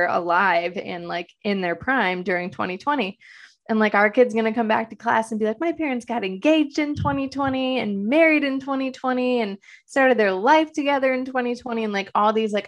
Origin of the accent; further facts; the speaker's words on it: Detroit, Michigan, United States; moved away as an adult; now in Los Angeles, United States; I'm originally from Detroit, Michigan